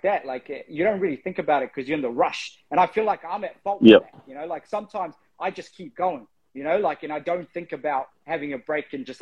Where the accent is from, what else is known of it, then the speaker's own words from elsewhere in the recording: Fiji; Being Pacifica, I'm from Fiji